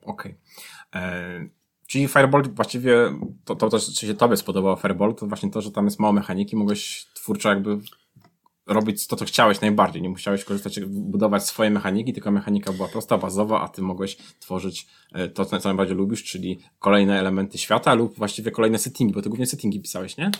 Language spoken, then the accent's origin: Polish; Tricity, Pomeranian Voivodeship, Poland; jesteśmy obaj z Trójmiasta